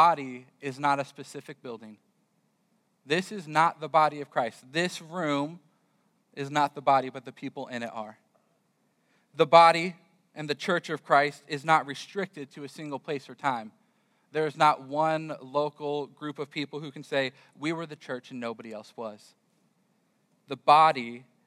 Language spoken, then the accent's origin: English; California, United States; moved away as an adult; also born or lived in Florida; I grew up in California, and for some reason, my wife decided she would follow me as I moved to Florida